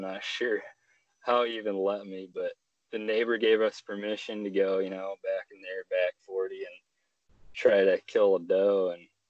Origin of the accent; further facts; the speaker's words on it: Wisconsin, United States; moved away as an adult; now in Alaska, United States; So we ended up moving up here last June, 2019, and it's been a great experience. I'm originally from Wisconsin.